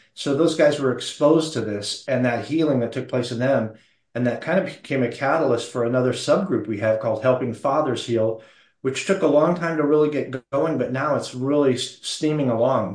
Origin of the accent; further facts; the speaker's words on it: Phoenix, Arizona, United States; I was born in Phoenix.